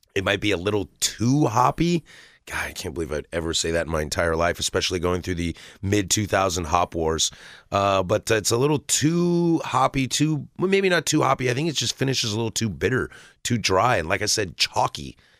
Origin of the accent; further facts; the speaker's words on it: the Northwest, Pacific Northwest, United States; I'm born and raised in the Northwest.